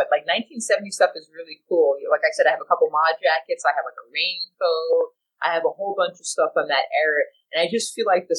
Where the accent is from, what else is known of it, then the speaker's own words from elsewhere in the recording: United States; as an American